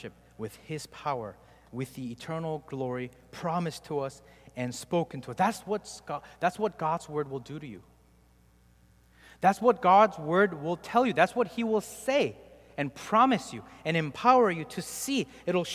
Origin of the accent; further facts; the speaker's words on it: South Korea; moved away; I grew up in Korea